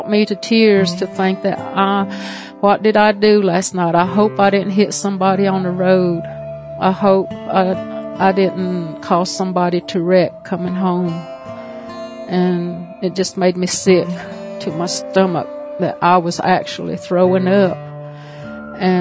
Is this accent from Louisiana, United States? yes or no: no; Cherokee, North Carolina, United States; I'm from Cherokee, North Carolina, with the Eastern Band of Cherokee Indians.